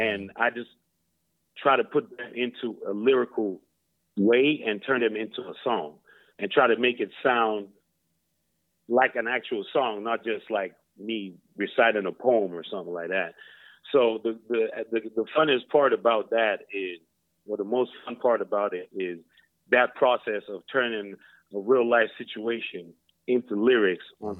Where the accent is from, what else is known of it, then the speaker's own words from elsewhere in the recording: Lawrenceville, Georgia, United States; moved away as an adult; now in Sweden; we from Lawrenceville, Georgia